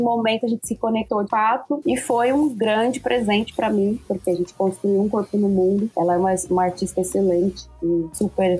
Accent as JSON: {"language": "Portuguese", "town": "Machado", "region": "Minas Gerais", "country": "Brazil", "tie": "born or raised there", "moved": "yes", "lives_now": "São Paulo, Brazil", "said": "Minha cidade é uma cidade com é, um patrimônio imaterial muito forte, são as Congadas, eu sou de Machado, sul de Minas, Minas"}